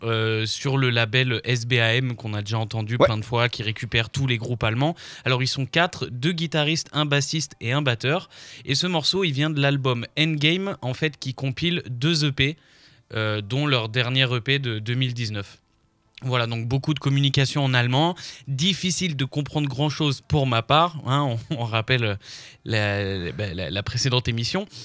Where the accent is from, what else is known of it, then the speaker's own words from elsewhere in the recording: France; nous, on est français